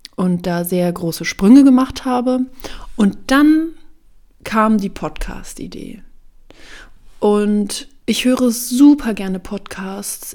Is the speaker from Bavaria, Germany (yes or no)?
yes; Bavaria, Germany; moved away as an adult; now in Berlin, Germany; Ich habe meine Ausbildung in Bayern gemacht, wo ich aufgewachsen bin